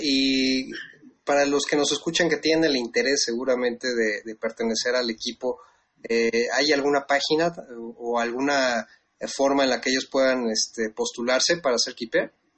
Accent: Mexico; nuestra obligación como mexicanos

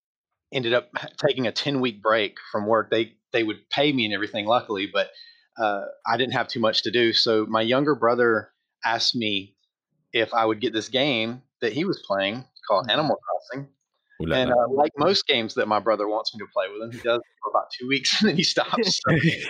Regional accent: Georgia, United States; now in California, United States; Anybody who lives in the States is going to see that I don't have that kind of accent, but I'm originally from Georgia. And Georgia. So I'm from the South, but I moved to California several years ago, back in 2002.

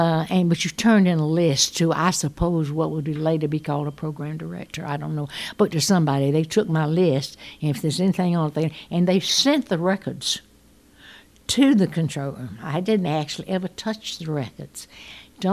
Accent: the South, United States; I'm going to take them all because I'm from the South and I'm going to be something different in the Midwest.

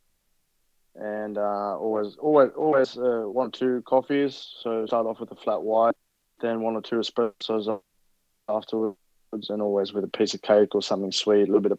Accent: Inverell, New South Wales, Australia; moved away; I grew up as in Inverell.

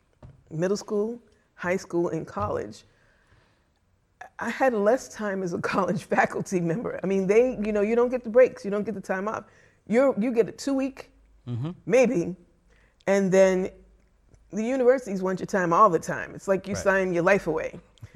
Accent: Boston, Massachusetts, United States; So I grew up in Boston. I attended Boston Public Schools.

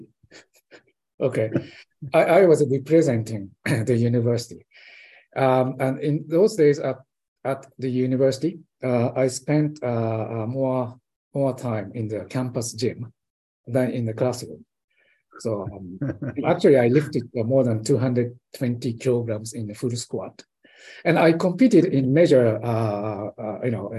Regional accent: Japan; moved away as an adult; I was born and raised in Japan

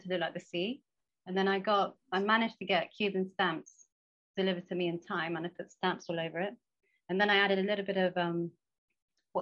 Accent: Somerset, South West England, United Kingdom; also born or lived in Scotland / London; now in Key West, United States; I grew up in Somerset, which is in the southwest.

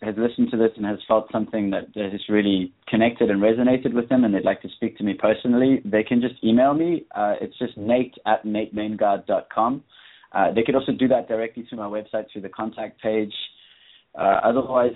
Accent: South Africa; moved away; I'm from South Africa, but I'm actually I'm nomadic at the moment.

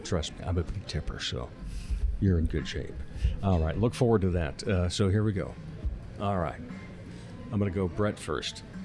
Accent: Rock Rapids, Iowa, United States; now in Sioux Falls, United States; I grew up down in Rock Rapids

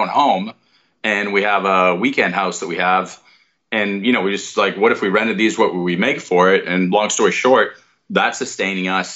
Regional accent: Boston, Massachusetts, United States; moved away; I'm from Boston

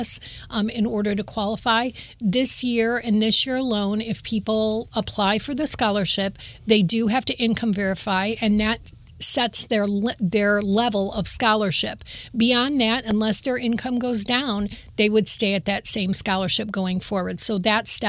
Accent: Toledo, Ohio, United States; I was born and raised in Toledo

